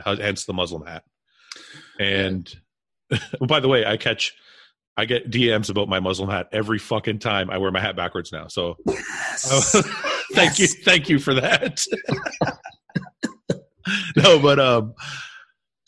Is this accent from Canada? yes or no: yes; Canada; we're proud to be Canadians